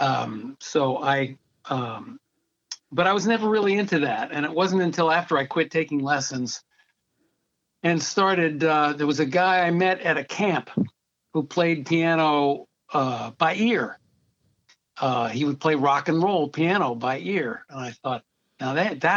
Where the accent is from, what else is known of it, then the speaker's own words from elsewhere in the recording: West Hartford, Connecticut, United States; also born or lived in Albany, New York / Washington, D.C. area; Then we moved to Hartford, Connecticut, and that's where I started taking piano lessons. So it started in West Hartford, Connecticut